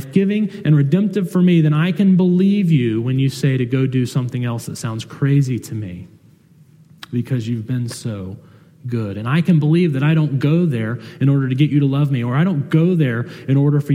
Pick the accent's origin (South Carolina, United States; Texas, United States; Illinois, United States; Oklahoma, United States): South Carolina, United States; moved away; I'm from South Carolina